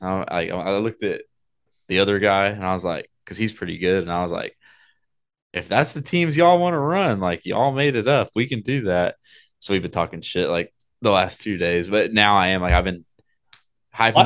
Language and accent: English; Oklahoma, United States; I'm from Oklahoma